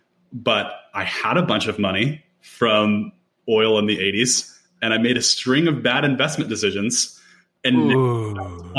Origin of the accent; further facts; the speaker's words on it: Nashville, Tennessee, United States; I'm from the Nashville area, Nashville native, born and raised